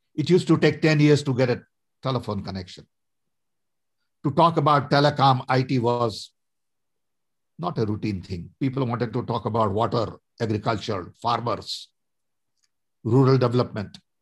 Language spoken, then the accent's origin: English; Vadodara, Gujarat, India; moved away as an adult; also born or lived in Odisha; now in United States; I was born in a small little tribal village in Orissa, went to school in Baroda